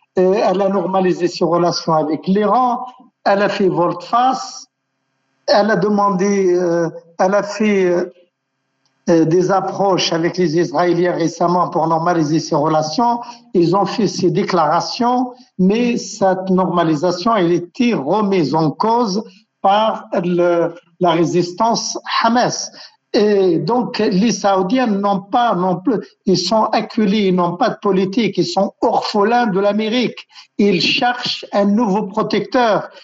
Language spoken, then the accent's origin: French; Algeria; je suis algérien